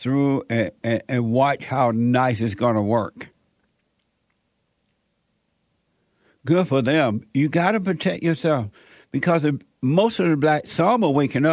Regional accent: Mississippi, United States; moved away; also born or lived in Gary, Indiana; when I was growing up in Mississippi

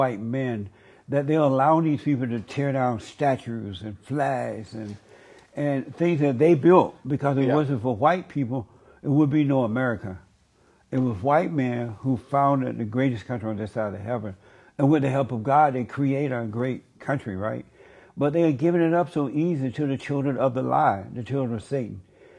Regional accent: Alabama, United States; And I grew up in Alabama on a plantation.

